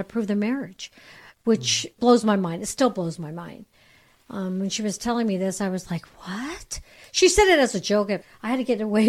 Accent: Bay Area, California, United States; I come from the Bay Area, so it's a it's a melting pot up yeah. there.

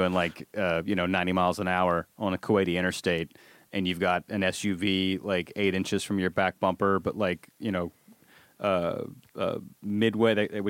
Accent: Alabama, United States; you can tell I'm from Alabama, because I can know all the.

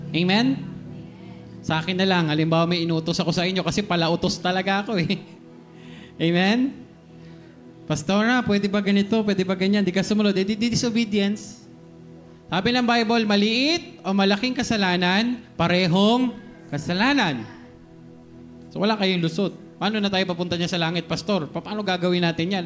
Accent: Philippines; Pilipino ako

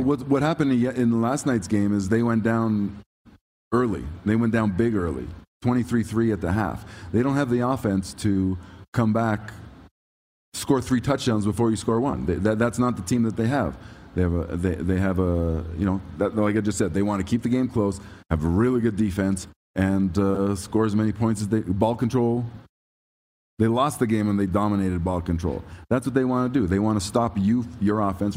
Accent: Toronto, Ontario, Canada; I'm from Toronto

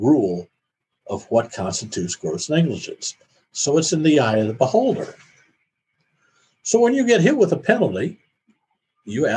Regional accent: Iowa, United States; I grew up in Iowa

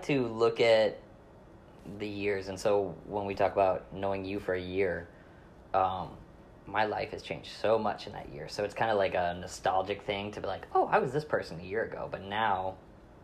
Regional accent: Michigan, United States; moved away as an adult; now in Florida, United States; We were both Michiganders

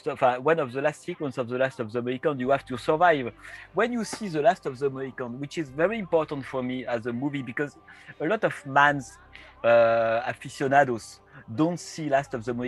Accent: France; accent: French; English is a second language; Again, my accent is a French accent, so I'm really

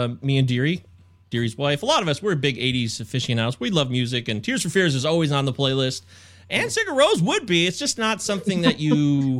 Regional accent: Midwest, United States; also born or lived in Baltimore; I'm an ignoramus from the Midwest, although I did spend some time in Baltimore, as I've told you, for a couple of years.

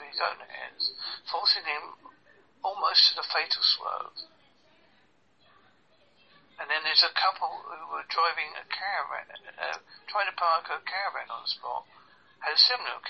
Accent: Southend-on-Sea, East of England, United Kingdom; also born or lived in Holsworthy, Devon; now in Devon, United Kingdom; I'm originally from Southend-on-Sea, Essex

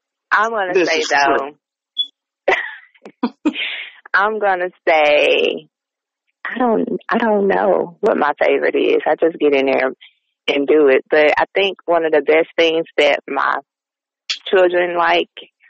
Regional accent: the South, United States; I am from the South

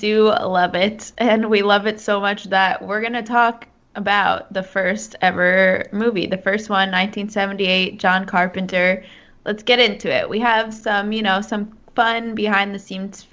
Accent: New Jersey, United States; I'm from New Jersey

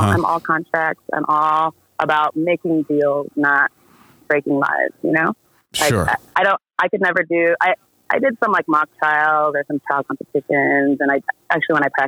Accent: Santa Ana, California, United States; I was born a few miles away. I was born in Santa Ana

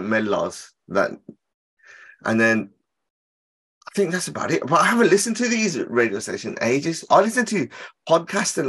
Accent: Birmingham, West Midlands, United Kingdom; I'm from Handsworth

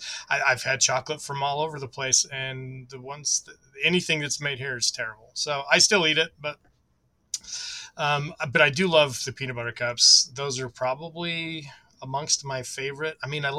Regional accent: United States; I'm from the States

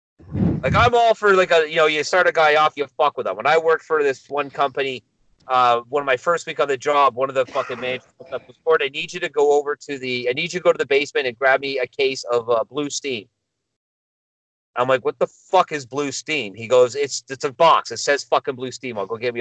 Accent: Milton, Ontario, Canada; I know my hometown

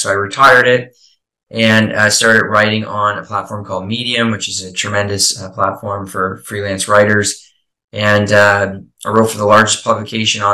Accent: Eastern Canada, Canada; now in Prince Edward Island, Canada; I'm from Eastern Canada, currently chiming in here from a small island called Prince Edward Island

